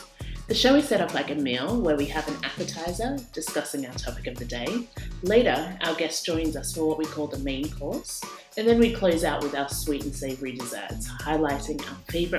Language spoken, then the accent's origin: English; Sydney, New South Wales, Australia; now in London, United Kingdom; I grew up in Sydney, Australia, and now I live in London.